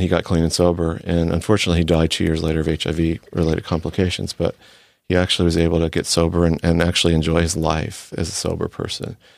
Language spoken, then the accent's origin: English; D.C., Mid-Atlantic, United States; moved away as an adult; also born or lived in Texas; now in California, United States; grew up in, near Washington, D C